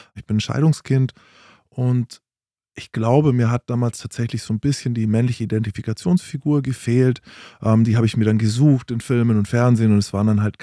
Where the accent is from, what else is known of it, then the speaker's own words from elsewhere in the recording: Bavaria, Germany; Ich bin in, in Bayern aufgewachsen